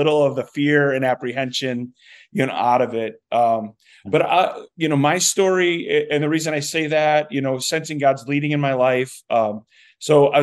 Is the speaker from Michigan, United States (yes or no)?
yes; Saginaw, Michigan, United States; moved away as an adult; also born or lived in Flint, Michigan / White Cloud, Michigan; now in Helena, United States; I was born in Flint, grew up in Saginaw